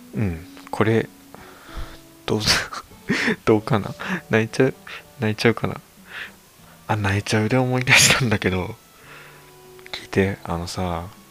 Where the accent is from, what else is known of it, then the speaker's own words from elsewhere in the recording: Aomori, Japan; accent: Tsugaru dialect; moved away; 僕、地元青森なんだけど、こういうなまってるふうにね津軽弁なんですけども